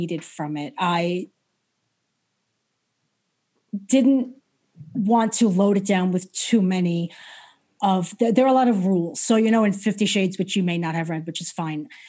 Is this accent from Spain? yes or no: no; New York, United States; I was brought up in New York